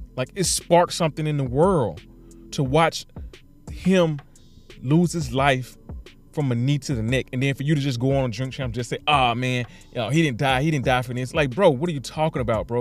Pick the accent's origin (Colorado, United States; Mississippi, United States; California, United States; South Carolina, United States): Mississippi, United States; Mississippi, my hometown, my city, my state.